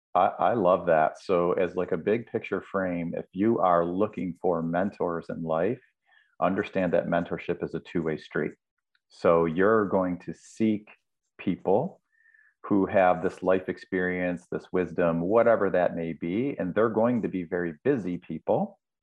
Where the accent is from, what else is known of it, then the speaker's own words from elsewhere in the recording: Buffalo, New York, United States; moved away; I was back in Buffalo, New York, my hometown